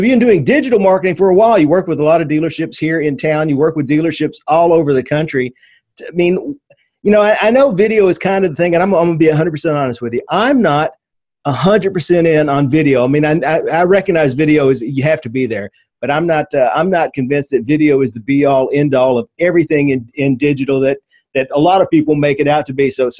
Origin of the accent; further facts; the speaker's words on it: Nashville, Tennessee, United States; Adam Thrasher, another Nashvilleian from right here in my hometown.